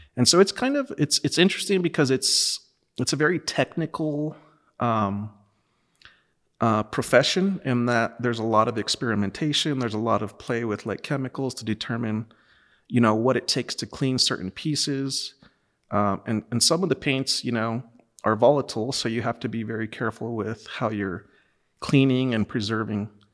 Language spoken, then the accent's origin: English; Los Lunas, New Mexico, United States; I'm from Los Lunas, New Mexico.